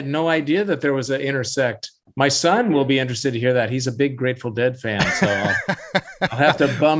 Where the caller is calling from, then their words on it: Vashon Island, Washington, United States; I'm calling from my home studio on Vashon Island, Washington, a little island to the west.